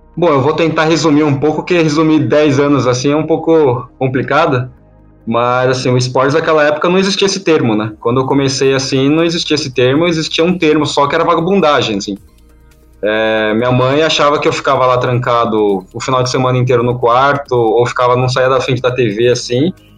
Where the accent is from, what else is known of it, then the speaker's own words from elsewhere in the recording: São Paulo, Brazil; eu sou de São Paulo